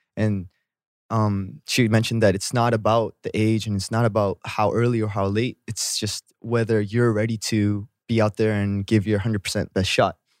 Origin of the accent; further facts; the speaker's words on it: Vancouver, British Columbia, Canada; moved away as an adult; now in Korea; I'm from Vancouver